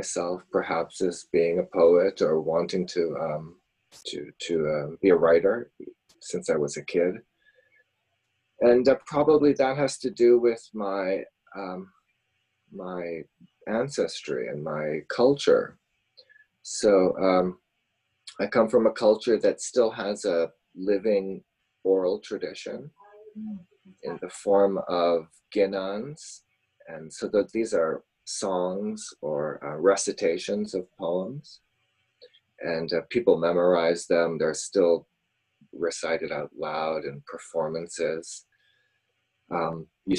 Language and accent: English; Kitchener, Ontario, Canada; moved away as an adult; also born or lived in Musoma, Tanzania / England / Toronto; I grew up in Kitchener, Ontario